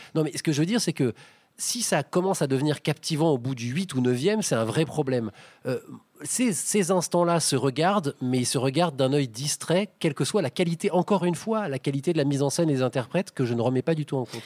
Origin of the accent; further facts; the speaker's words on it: Paris, Île-de-France, France; moi, en tant que Parisien